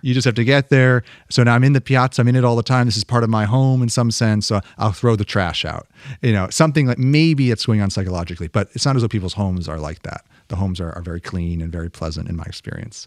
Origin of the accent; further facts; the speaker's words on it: Connecticut, United States; moved away; also born or lived in Boston / Rome; growing up in Connecticut